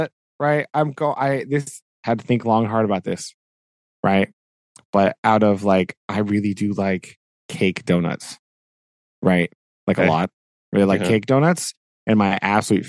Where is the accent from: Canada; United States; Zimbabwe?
United States; I am American